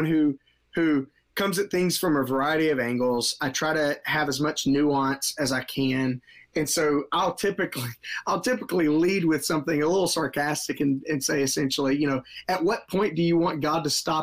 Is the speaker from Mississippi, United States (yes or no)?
yes; Mississippi, United States; now in Marietta, United States; I'm not originally from Georgia. I grew up in Mississippi, and things are a little slower moving down there.